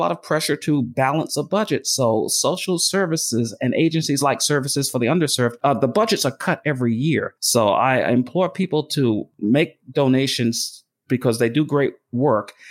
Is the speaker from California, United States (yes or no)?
no; New York City, New York, United States; the home I grew up in Brooklyn, New York